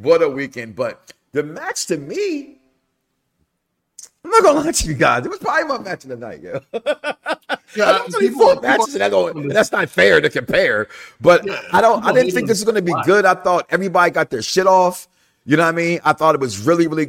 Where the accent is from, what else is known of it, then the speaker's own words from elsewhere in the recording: Chicago, Illinois, United States; now in Florida, United States; I'm from Chicago originally.